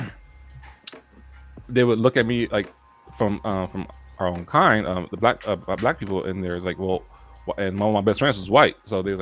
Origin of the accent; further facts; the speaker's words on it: Oakland, California, United States; also born or lived in Pittsburg, California; I was actually born and raised in Oakland, California.